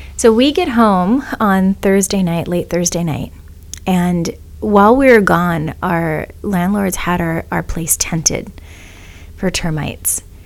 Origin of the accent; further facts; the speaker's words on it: Kona, Hawaii, United States; moved away; also born or lived in Oahu; I was born on Oahu, raised in Kona